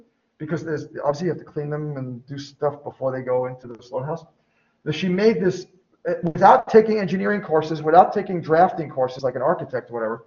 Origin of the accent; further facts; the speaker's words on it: New York, United States; I'm from New York